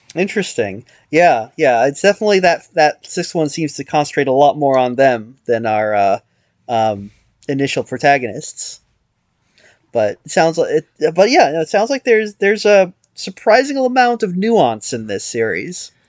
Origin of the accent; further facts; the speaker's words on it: United States; I'm an American